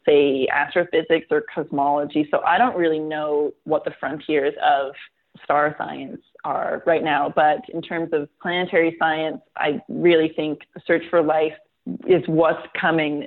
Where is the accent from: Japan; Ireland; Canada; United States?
Canada; I'm Canadian. I live in Canada